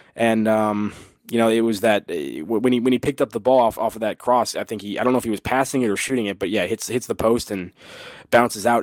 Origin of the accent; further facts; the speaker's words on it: United States; as an American